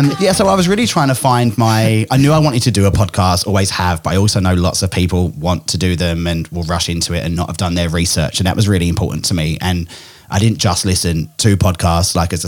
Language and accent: English; England, United Kingdom; now in Australia; I'm originally from England, which is why I've got this messed up accent. Australians think I sound really English. English people think I sound really Australian, and I'm a bit of a combo.